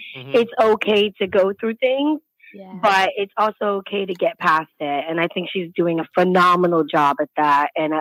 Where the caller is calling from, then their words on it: Florida, United States; I'm calling from Florida